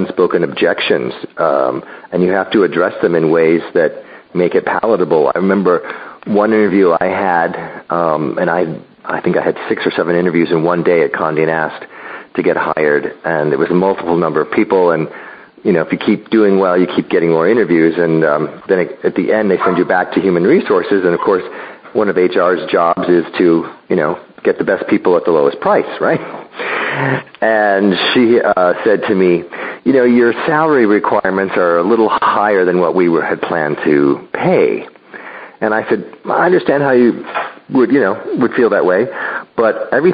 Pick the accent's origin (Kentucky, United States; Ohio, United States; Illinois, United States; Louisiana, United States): Illinois, United States; Chicago; moved away as an adult; also born or lived in California; growing up in Chicago and going to college